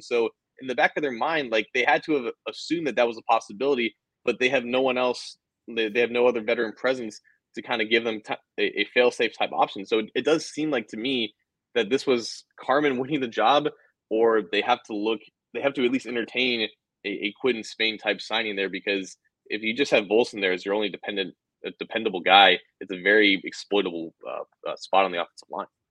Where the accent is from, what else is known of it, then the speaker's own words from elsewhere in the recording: Cincinnati, Ohio, United States; we're from Cincinnati. You know, it's the most southern part of Ohio